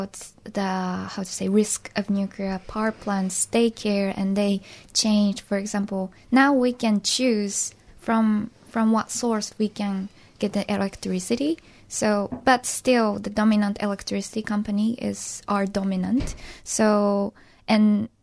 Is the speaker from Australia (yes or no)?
no; Hiroshima, Japan; English is a second language; growing up in Hiroshima